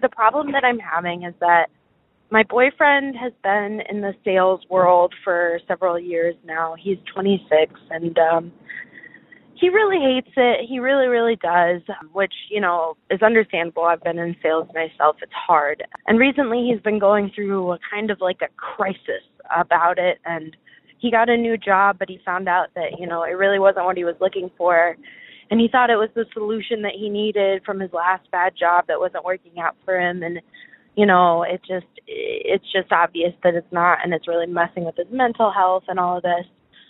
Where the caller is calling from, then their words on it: Chicago, Illinois, United States; I am 22 from Chicago, and my problem that I'm dealing with is with work and my boyfriend